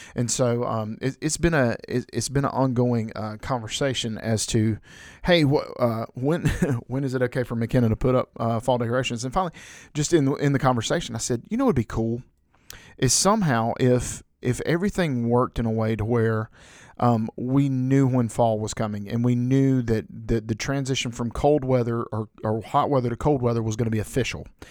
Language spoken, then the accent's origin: English; the South, United States; growing up in the South